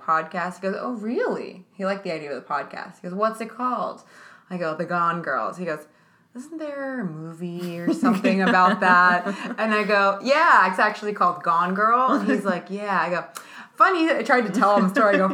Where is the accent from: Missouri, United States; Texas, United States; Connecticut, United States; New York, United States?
New York, United States; I'm a New Yorker